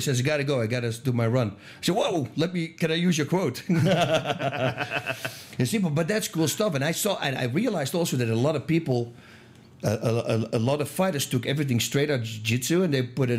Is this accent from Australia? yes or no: no; Eindhoven, North Brabant, Netherlands; moved away; I'm from Eindhoven, Holland